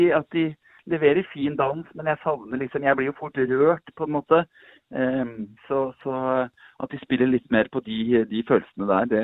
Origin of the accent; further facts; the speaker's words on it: Eastern Norway, Norway; Uh, jeg er fra Østlandet.